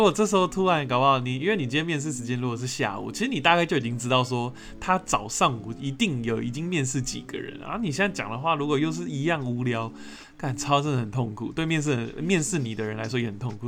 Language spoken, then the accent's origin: Chinese; Taiwan; 因为我自己身为台湾人，我也会有这个坏习惯